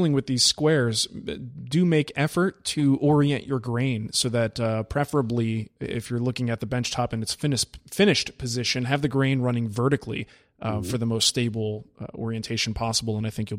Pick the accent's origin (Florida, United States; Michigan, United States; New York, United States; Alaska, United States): Michigan, United States; Hi, I'm from Michigan.